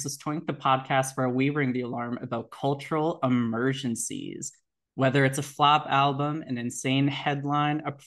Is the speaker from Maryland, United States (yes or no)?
yes; Potomac, Maryland, United States; I am from Potomac